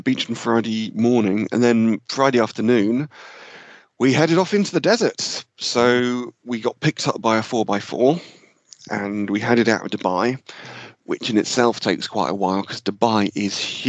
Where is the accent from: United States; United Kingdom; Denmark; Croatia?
United Kingdom; a village just outside Cambridgeshire, East of England; we all grew up in the same village, just outside Cambridgeshire